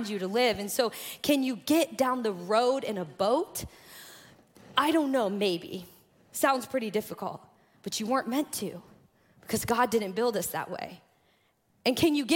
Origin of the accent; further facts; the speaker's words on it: Kokomo, Indiana, United States; moved away; I grew up in Kokomo, Indiana